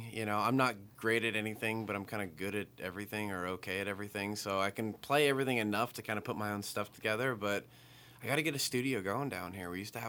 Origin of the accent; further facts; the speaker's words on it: United States; As an American, I love donuts.